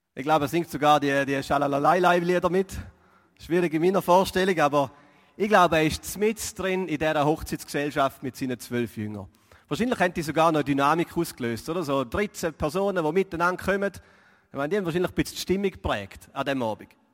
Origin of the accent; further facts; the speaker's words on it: Switzerland; als Schweizer